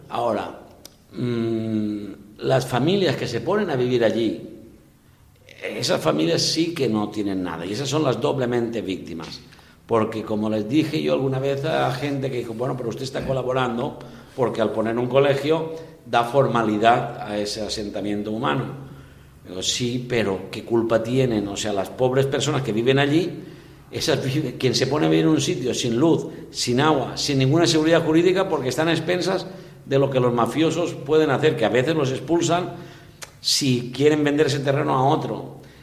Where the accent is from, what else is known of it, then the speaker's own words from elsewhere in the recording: Gata de Gorgos, Valencian Community, Spain; moved away as an adult; also born or lived in Barxeta / Ondara; now in Peru; soy de Gata de Gorgos, que es provincia de Alicante, pero diócesis de Valencia.